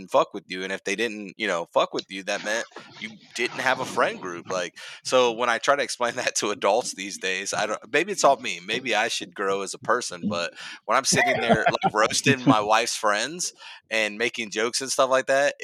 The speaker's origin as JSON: {"language": "English", "town": "Cincinnati", "region": "Ohio", "country": "United States", "said": "I'm from Cincinnati, Ohio"}